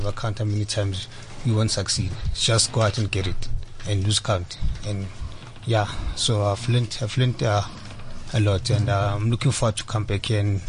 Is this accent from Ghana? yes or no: no; Johannesburg, Gauteng, South Africa; I come from Alexander Township.